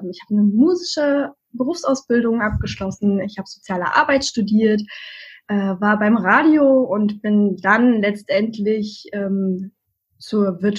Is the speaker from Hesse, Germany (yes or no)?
no; Saxony, Germany; born there; now in Berlin, Germany